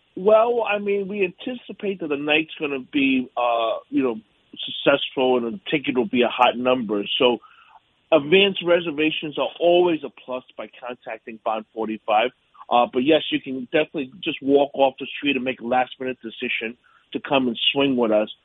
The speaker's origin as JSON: {"language": "English", "town": "New York City", "region": "New York", "country": "United States", "tie": "born or raised there", "also_born_or_lived": "Pittsburgh, Pennsylvania", "said": "I'm a native New Yorker. I, I grew up in Yorkville on the Upper East Side"}